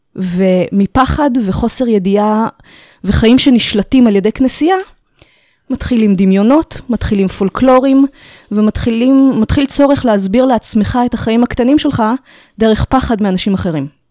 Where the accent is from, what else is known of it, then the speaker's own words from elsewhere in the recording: Israel; נולדתי בארץ, ההורים מחבר העמים